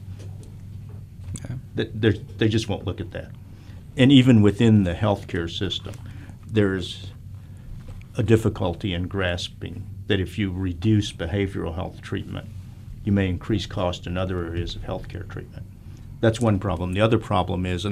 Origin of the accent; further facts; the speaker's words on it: Texas, United States; moved away; I'm from Texas.